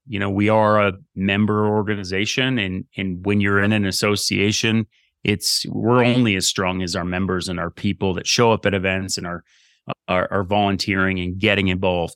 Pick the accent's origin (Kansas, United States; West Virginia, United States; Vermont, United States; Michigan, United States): Vermont, United States; Burlington; moved away as an adult; I grew up in Burlington, Vermont